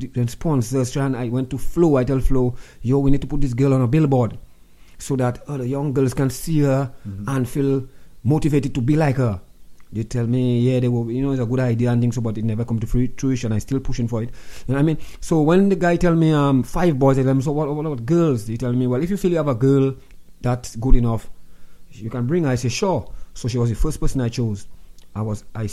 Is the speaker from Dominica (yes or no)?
yes; Roseau, Saint George, Dominica; I'm from Newton